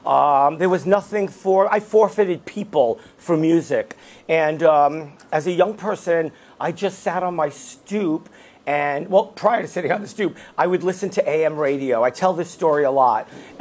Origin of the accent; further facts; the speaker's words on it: New York City, New York, United States; I grew up in Brooklyn. I mostly grew up with my mom.